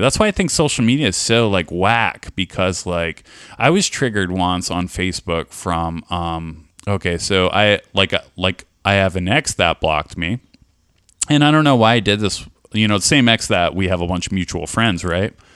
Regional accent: California, United States; now in Columbus, United States; I'm from California

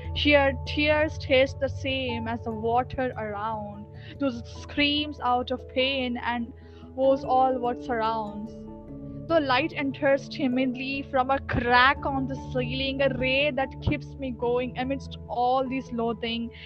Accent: India; I'm from India and I'm 16 years old

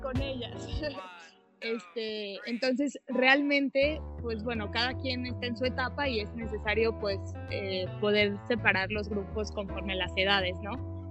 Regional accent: Saltillo, Coahuila, Mexico; now in Mexico City, Mexico; tenía pastelerías en Monterrey y en Saltillo porque soy de Saltillo, Coahuila

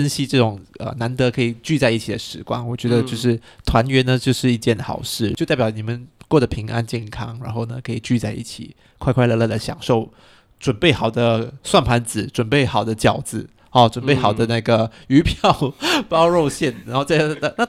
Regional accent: Chaozhou, Guangdong, China; 然后我们潮州人也去享受我们的芋泥，还有我们的呃五香吧，我是吃五香的啦。

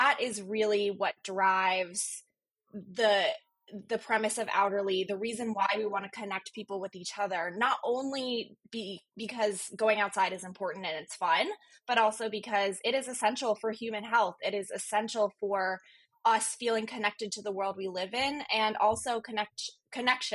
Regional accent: Virginia, United States; moved away as an adult; also born or lived in Chicago; I grew up on the East Coast in Virginia.

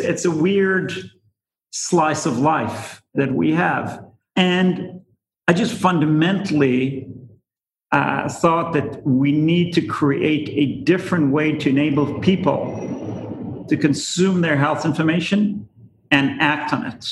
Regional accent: Israel; moved away as an adult; now in United States; I'm originally from Israel. I came here about 20 years ago

